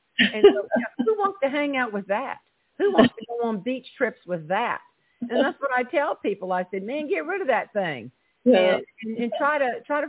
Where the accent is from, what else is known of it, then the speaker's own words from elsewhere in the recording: Charleston, South Carolina, United States; accent: twang; originally, I'm from Charleston, South Carolina, and my daddy was a tomato farmer